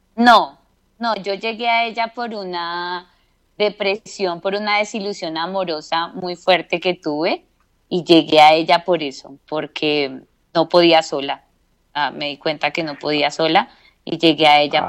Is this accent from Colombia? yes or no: yes; Bogotá, Colombia; De Bogotá, Colombia.